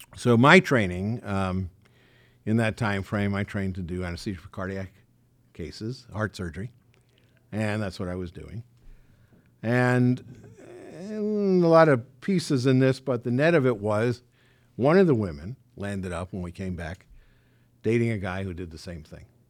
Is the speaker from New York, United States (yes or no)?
yes; New York City, New York, United States; moved away as an adult; also born or lived in Valley Stream, Long Island; now in Beverly Hills, United States; I grew up in Forest Hills.